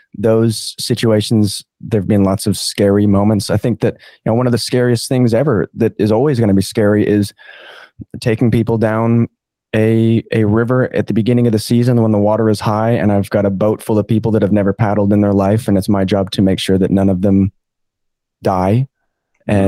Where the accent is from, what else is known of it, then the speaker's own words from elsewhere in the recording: Montana, United States; now in Far North Queensland, Australia; I have an Australian mom and American dad. I grew up in Montana